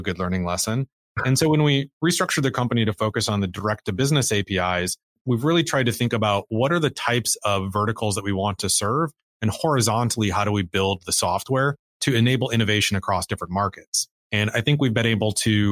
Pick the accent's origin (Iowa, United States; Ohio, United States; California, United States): Iowa, United States; Cedar Falls; I grew up in Iowa. I grew up in Cedar Falls, which is a small town of about 35,000 people